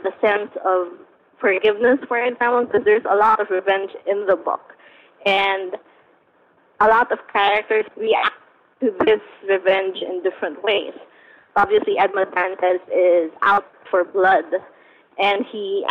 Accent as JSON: {"language": "English", "country": "Philippines", "tie": "born or raised there", "said": "growing up in the Philippines where these sort of things are common"}